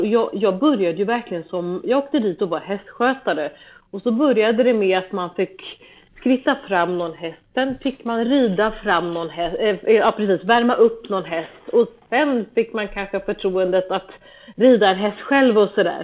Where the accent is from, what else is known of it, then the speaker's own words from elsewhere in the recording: Stockholm, Stockholm County, Sweden; moved away as an adult; now in Germany; vi började på, eh, på ridskolan i närheten av där vi är uppvuxna